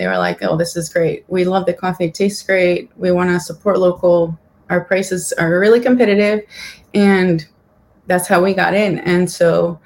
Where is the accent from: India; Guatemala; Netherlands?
Guatemala; moved away as an adult; also born or lived in Savannah, Georgia, United States; now in United States; I'm from Guatemala. I was born and raised there, and I went to SCAD in Savannah in 2006